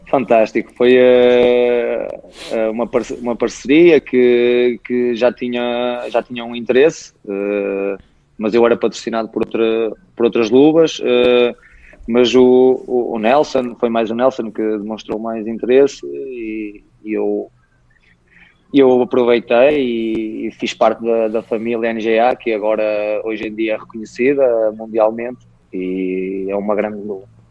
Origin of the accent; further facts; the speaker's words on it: Guimarães, Norte, Portugal; é o clube da minha terra